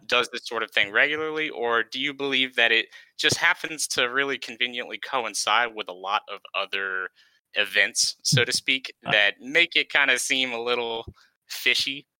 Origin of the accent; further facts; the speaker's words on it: East Coast, United States; moved away; I'm originally from the East Coast